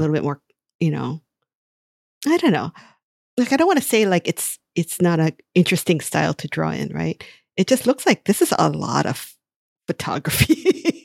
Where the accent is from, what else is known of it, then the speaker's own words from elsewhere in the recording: Hawaii, United States; I grew up in Hawaii, and there is a Hawaii that you can see by going to only to the beaches and Waikiki, and then there's the everyday Hawaii where I live